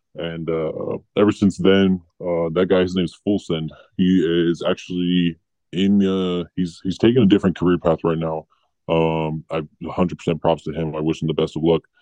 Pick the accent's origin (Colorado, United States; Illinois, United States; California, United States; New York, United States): California, United States; Los Angeles; We all kind of grew up around LA County